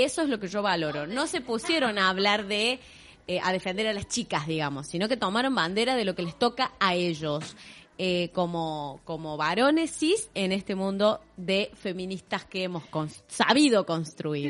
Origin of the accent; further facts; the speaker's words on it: Córdoba, Argentina; accent: tonada cordobesa; nuestra tonada cordobesa